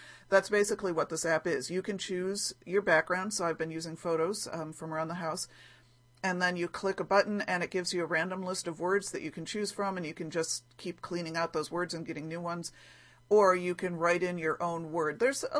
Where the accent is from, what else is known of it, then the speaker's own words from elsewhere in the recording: Ohio, United States; I'm going to make an Ohio Star block because I grew up in Ohio, where my grandmother's house was in Ohio, and we used to visit.